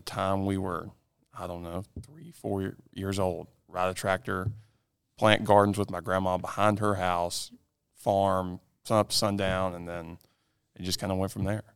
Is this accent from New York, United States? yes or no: no; Lancaster, South Carolina, United States; I'm from Lancaster, South Carolina